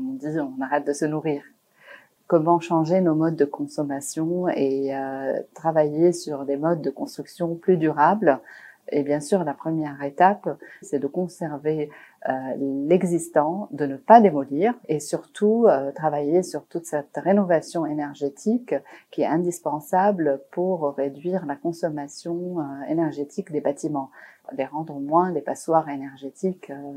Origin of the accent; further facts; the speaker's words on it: Beirut, Beirut Governorate, Lebanon; moved away; j'ai grandi à Beyrouth, donc pendant la guerre